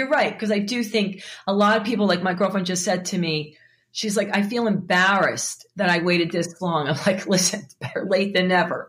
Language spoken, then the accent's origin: English; Philadelphia, Pennsylvania, United States; I'm from Philadelphia.